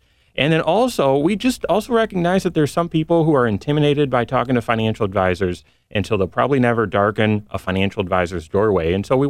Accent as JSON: {"language": "English", "town": "Grand Rapids", "region": "Michigan", "country": "United States", "tie": "born or raised there", "lives_now": "South Bend, United States", "said": "I grew up in Grand Rapids, or really not here. God brought me to South Bend after getting a finance degree from Michigan State."}